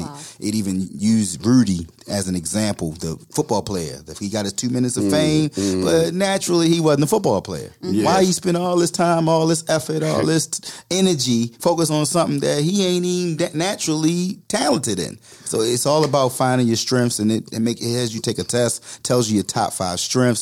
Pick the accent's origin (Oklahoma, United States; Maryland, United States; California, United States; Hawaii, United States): Maryland, United States; Baltimore; I'm from Baltimore